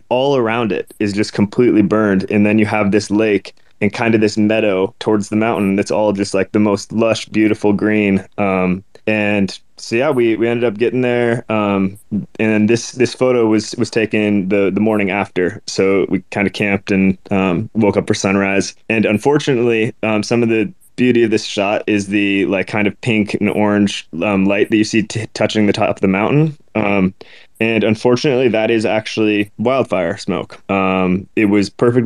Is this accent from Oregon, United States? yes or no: yes; Portland, Oregon, United States; born and raised in Portland, Oregon